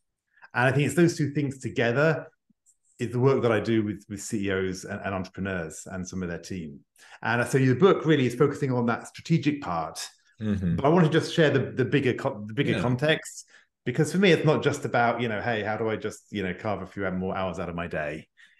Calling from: Paris, Île-de-France, France; English is a second language; I'm joining you from Paris, just outside of Paris in France. So you can tell by my accent, I'm not born French, but I have adopted the country over the last 20 years.

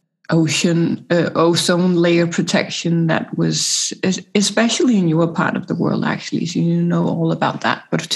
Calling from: Copenhagen, Capital Region, Denmark; I'm joining you from Copenhagen, Denmark, so Northern Hemisphere.

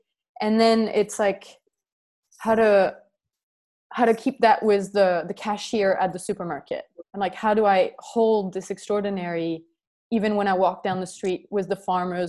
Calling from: Crete, Greece; I'm calling from Crete, and it's not wintry.

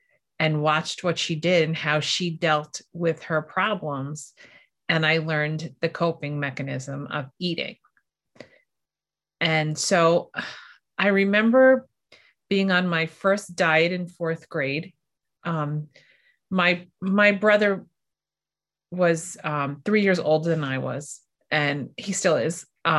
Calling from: New York, United States; I'm here from New York. So I'm on the other side of the continent

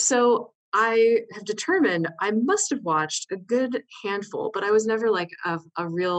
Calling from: Kansas City, Missouri, United States; I am joining you from Kansas City, Missouri.

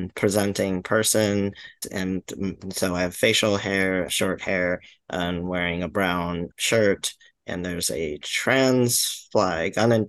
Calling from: Manhattan, New York, United States; I'm calling in from Manhattan, or also known as the Lenape land

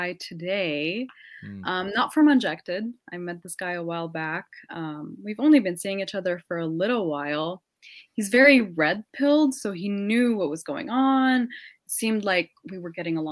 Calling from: Montreal, Quebec, Canada; I'm calling from Montreal, Canada

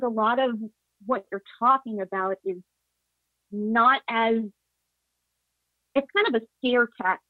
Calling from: Atlanta, Georgia, United States; Hey, Will. … I'm from Atlanta.

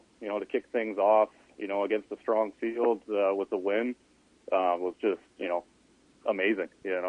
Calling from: Edmonton, Alberta, Canada; Hey there. I'm in Edmonton.

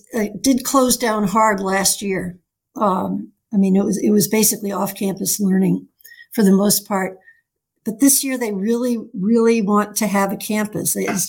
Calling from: Newton, Massachusetts, United States; I'm calling from Newton, Massachusetts

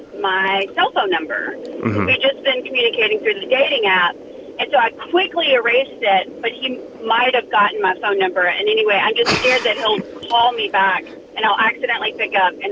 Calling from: Atlanta, Georgia, United States; I'm actually in Atlanta, Georgia, and I'm such a huge fan.

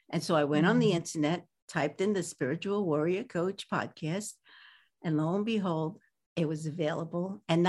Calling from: California, United States; From sunny, well, today it's not so sunny, California.

